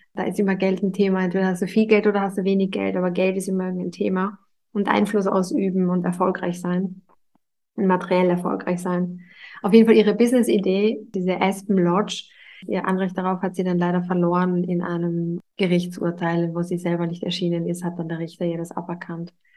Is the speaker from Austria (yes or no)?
yes; Vienna, Austria; moved away; also born or lived in United States; Das ist übrigens ein Theater, das zehn Minuten äh, davon entfernt, wo ich aufgewachsen bin